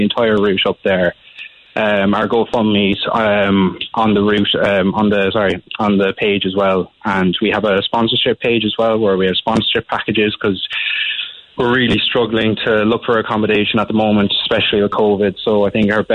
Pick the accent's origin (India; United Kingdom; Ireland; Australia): Ireland; Glanmire, Munster; moved away; I'm originally from Glanmire